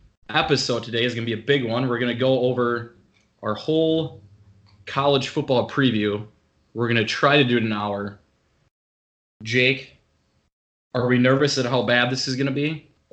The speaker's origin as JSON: {"language": "English", "region": "Wisconsin", "country": "United States", "said": "We are two boys from Wisconsin that are going to talk some sports with you. The plan here, since we are from Wisconsin"}